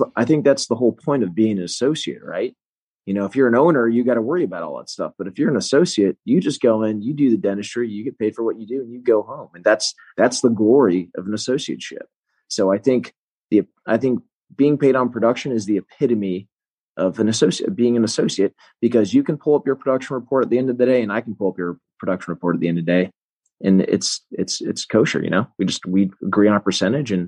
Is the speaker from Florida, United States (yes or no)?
yes; Melbourne, Florida, United States; also born or lived in Tallahassee, Florida / Fort Lauderdale, Florida; I'm from Central Florida, from Brevard, Melbourne.